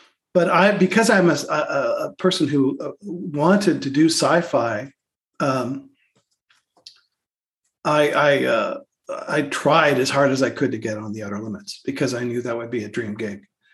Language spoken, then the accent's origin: English; Canada